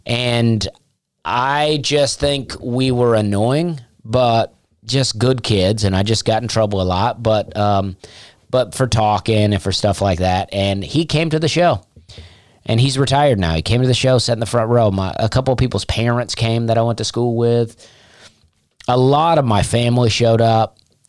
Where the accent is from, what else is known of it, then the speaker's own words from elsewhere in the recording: Opelika, Alabama, United States; I am from Opelika, Alabama.